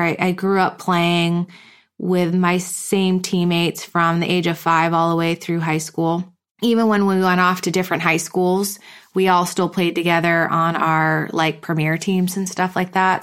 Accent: East Longmeadow, Massachusetts, United States; moved away as an adult; also born or lived in Hamden, Connecticut; now in Carlsbad, United States; I grew up in a small town called East Long Meadow, Massachusetts

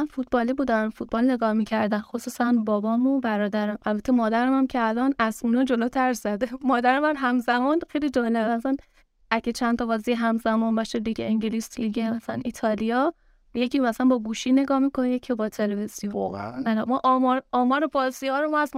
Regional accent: Ramhormoz, Khuzestan, Iran; من خوزستان شهرستان رامهرماست

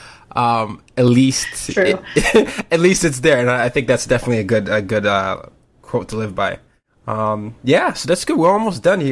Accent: Nigeria; So I'm not American, I'm Nigerian

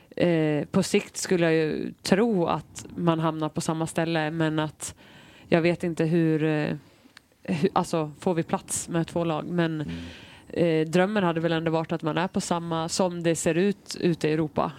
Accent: Falun, Dalarna County, Sweden; also born or lived in Washington DC, United States; now in Stockholm, Sweden; jag kommer från Falun, alltså det är inte jättestort.

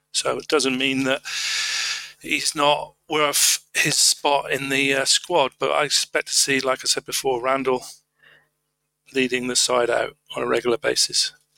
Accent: Tavistock, South West England, United Kingdom; I am actually from Tavistock

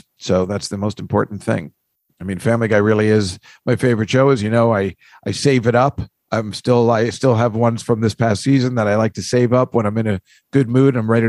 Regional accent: New Jersey, United States; I'm from New Jersey.

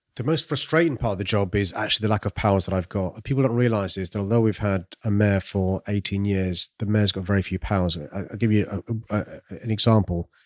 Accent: London, United Kingdom; I'm from South London, raised in a council estate

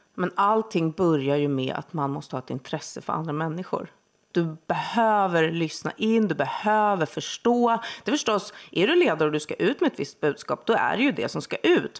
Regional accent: Huddinge, Stockholm County, Sweden; Söder om Stockholm, i Huddinge

